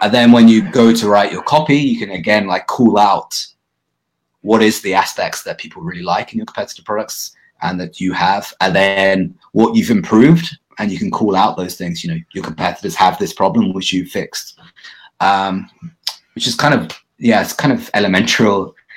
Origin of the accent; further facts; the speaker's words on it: United Kingdom; accent: British English; also born or lived in Bali; now in Vancouver, Canada; my being British English